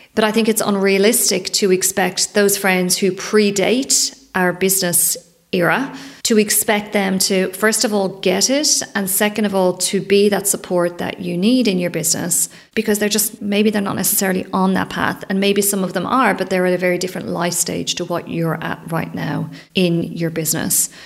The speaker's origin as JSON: {"language": "English", "region": "Leinster", "country": "Ireland", "tie": "born or raised there", "said": "I grew up in Ireland, it's 20, 30 minute drive from the centre of Dublin"}